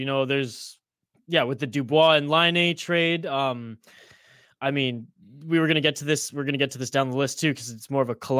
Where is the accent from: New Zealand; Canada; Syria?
Canada; because I'm Canadian.